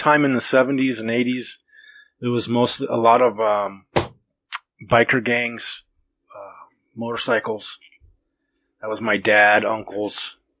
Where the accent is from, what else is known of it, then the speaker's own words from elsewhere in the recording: Lemmon Valley, Nevada, United States; For most of it, we were lower income. I grew up in Lemon Valley in a trailer park on a dirt road.